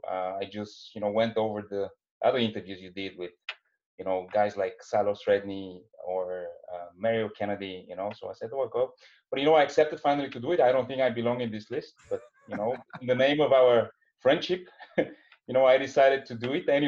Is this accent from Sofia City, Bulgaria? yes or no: yes; Sofia, Sofia City, Bulgaria; originally, I come from uh, Bulgaria. Um, you know, uh, from Sofia, Bulgaria. That's uh, you know the southern easternmost part of Europe. That's next to um, you know more famous countries like Greece and Turkey. These are our our neighbors.